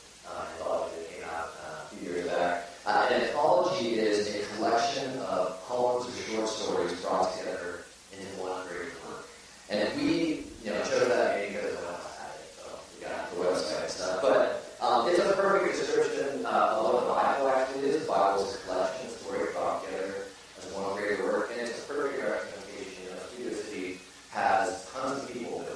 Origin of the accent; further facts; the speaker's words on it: Redlands, California, United States; also born or lived in Tucson, Arizona; now in Castaic, United States; I grew up in Redlands, California, which is probably about 2.5 hours from here